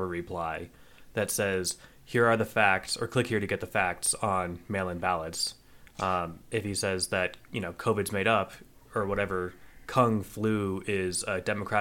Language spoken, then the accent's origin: English; United States; as an American